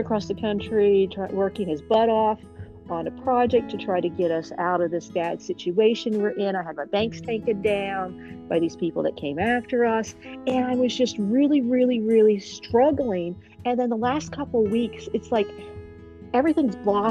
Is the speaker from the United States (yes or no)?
yes; Columbus, Ohio, United States; now in Nashville, United States; I'm originally from Columbus, Ohio too, so I consider myself still an Ohioan